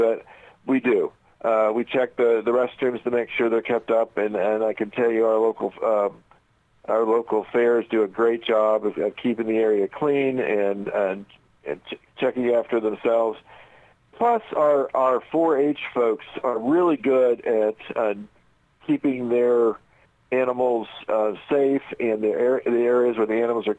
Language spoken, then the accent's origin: English; Indianapolis, Indiana, United States; I grew up in Indianapolis